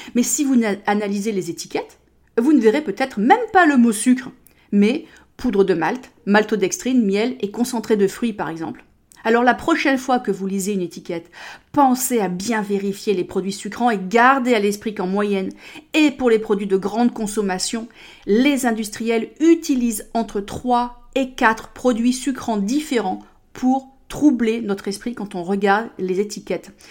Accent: United States; moved away; chez moi aux États-Unis

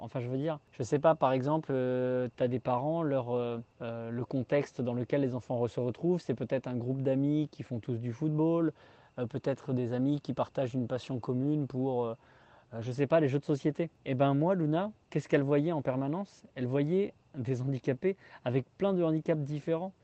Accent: Tours, Centre-Val de Loire, France; moved away as an adult; also born or lived in Haute-Savoie; revenir dans ma région natale

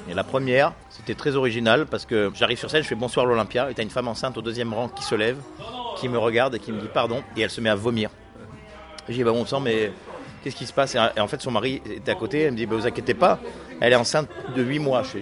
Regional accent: Nice, Provence-Alpes-Côte d'Azur, France; Moi je viens de Nice

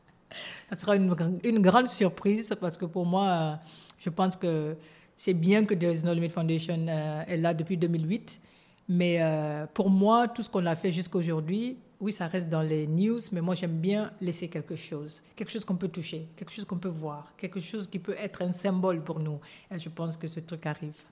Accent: Guinea; moved away; also born or lived in New York; je suis guinéenne

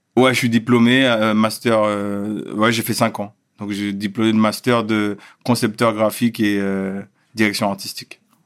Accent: Schoelcher, Martinique; moved away as an adult; also born or lived in Créteil / Fort-de-France / Le Carbet; now in Paris, France; j'ai grandi euh, toute mon enfance et adolescence en Martinique. Après, j'ai glissé à Paris pour mes études.

